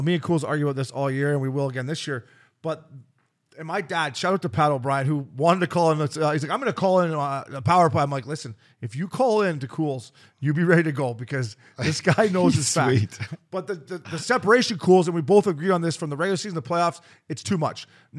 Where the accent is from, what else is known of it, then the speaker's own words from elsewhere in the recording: Ontario, Canada; both Ontario boys.